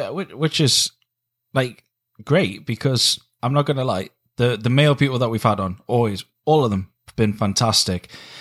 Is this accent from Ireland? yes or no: no; Canada; now in United Kingdom; I am a Canadian singer-songwriter living in the UK.